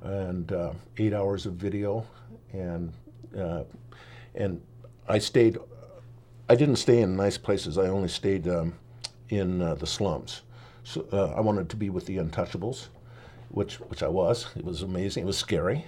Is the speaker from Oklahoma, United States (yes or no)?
no; Oregon, United States; also born or lived in Nashville, Tennessee; we moved to Oregon when I was about four